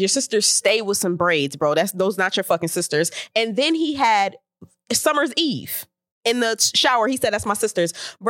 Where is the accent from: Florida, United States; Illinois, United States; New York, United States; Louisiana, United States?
New York, United States; New York City; we're from New York City